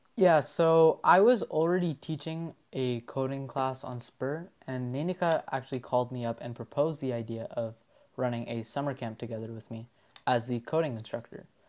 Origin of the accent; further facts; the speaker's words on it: Ottawa, Ontario, Canada; from Ottawa, Ontario